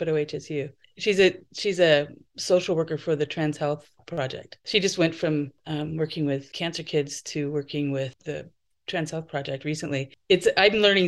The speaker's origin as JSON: {"language": "English", "region": "Idaho", "country": "United States", "tie": "born or raised there", "also_born_or_lived": "California", "moved": "as an adult", "lives_now": "Portland, United States", "said": "I moved away from Idaho when I was 22, and I lived in California for a year."}